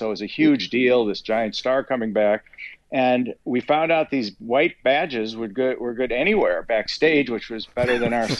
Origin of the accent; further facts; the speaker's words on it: Chicago, Illinois, United States; accent: Chicago; moved away as an adult; also born or lived in Denver; now in California, United States; This is where I grew up, and my accent is already creeping back.